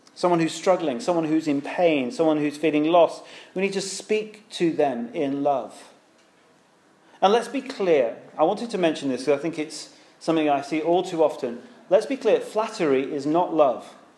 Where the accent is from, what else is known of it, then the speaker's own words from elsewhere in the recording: United Kingdom; now in London, United Kingdom; because we're British